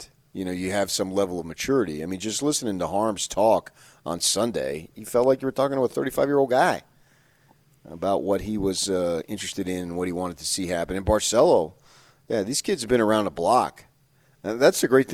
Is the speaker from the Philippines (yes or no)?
no; New Jersey, United States; All those great musical artists that have come out of my home state